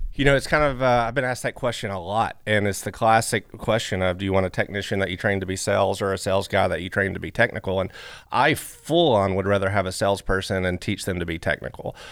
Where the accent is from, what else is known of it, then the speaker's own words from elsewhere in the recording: Flatwoods, Kentucky, United States; I come from Flatwoods, Kentucky